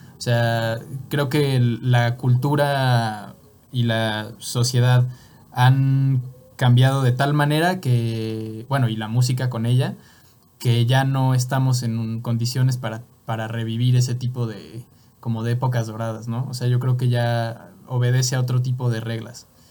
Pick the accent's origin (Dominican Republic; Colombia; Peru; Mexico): Mexico; yo también soy mexicano